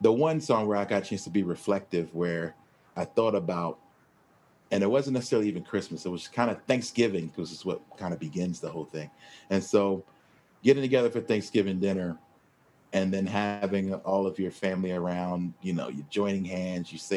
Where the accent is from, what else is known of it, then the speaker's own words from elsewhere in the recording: Philadelphia, Pennsylvania, United States; I'm from Philadelphia